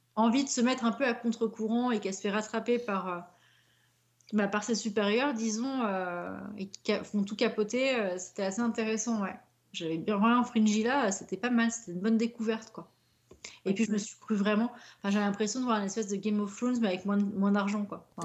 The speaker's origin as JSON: {"language": "French", "town": "Paris", "region": "Île-de-France", "country": "France", "said": "je suis de Paris"}